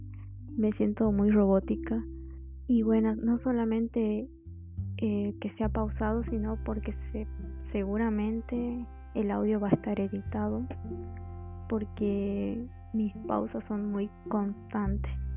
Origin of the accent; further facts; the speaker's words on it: Jujuy, Argentina; yo soy de Argentina, soy de, de la provincia de Jujuy, por eso tengo un acento o una tonada diferente